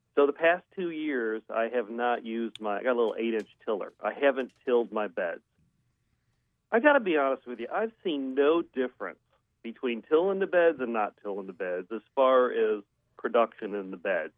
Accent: Western New York, United States; now in Cary, United States; I grew up in Western New York

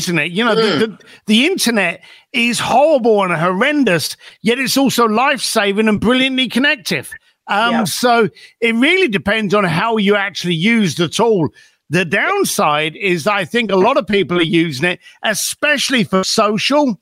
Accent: London, United Kingdom; also born or lived in Reading; I was born just outside London, a place called Reading, famous for Queen Victoria being born there. And then I was raised up in East London.

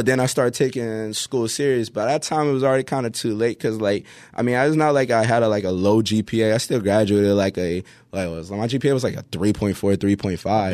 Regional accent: Pompano Beach, Florida, United States; moved away; also born or lived in Hawaii; I'm from, uh, Pompano Beach

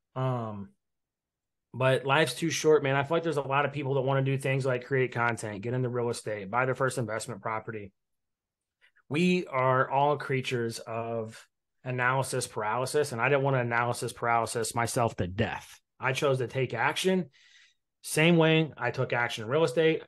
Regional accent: Indiana, United States; my first real investment property was a quadplex in Indiana, in my hometown

